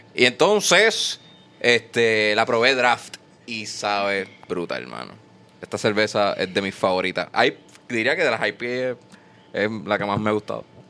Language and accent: Spanish; Puerto Rico; nosotros, los puertorriqueños